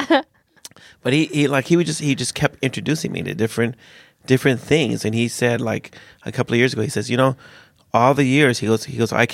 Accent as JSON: {"language": "English", "country": "United States", "tie": "born or raised there", "moved": "as an adult", "lives_now": "Sweden"}